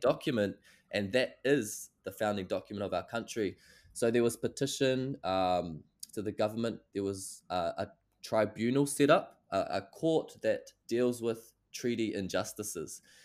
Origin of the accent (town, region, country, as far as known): New Zealand